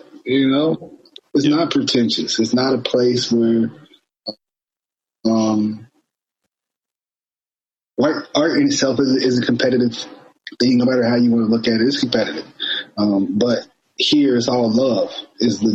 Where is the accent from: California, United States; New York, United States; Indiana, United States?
Indiana, United States; Indianapolis; moved away as an adult; now in Baltimore, United States; I'm from Indianapolis, Indiana.